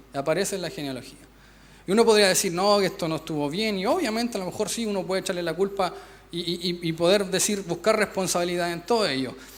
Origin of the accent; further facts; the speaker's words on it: Chile; nosotros somos los villanos de Latinoamérica